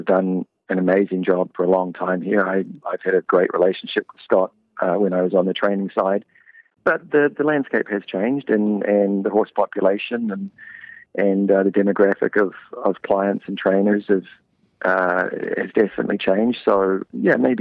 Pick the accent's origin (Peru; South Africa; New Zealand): New Zealand; moved away as an adult; also born or lived in New Jersey; now in Canada; I got a job with a stable in my hometown in New Zealand.